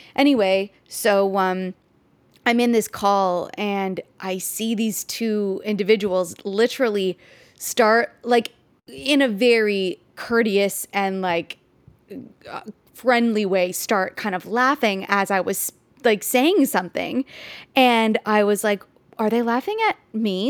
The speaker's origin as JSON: {"language": "English", "country": "Canada"}